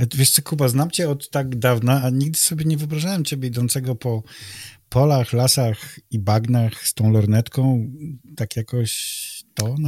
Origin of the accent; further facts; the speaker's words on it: Malbork, Pomeranian Voivodeship, Poland; urodziłem się w Malborku